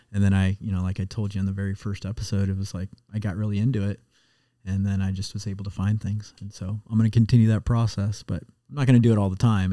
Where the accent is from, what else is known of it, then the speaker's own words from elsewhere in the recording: Muscatine, Iowa, United States; now in Cincinnati, United States; where I grew up in Muscatine, right on the Mississippi River